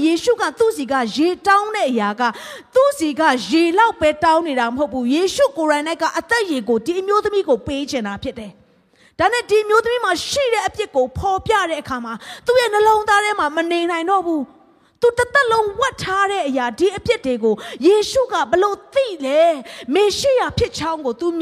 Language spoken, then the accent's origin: Burmese; Myanmar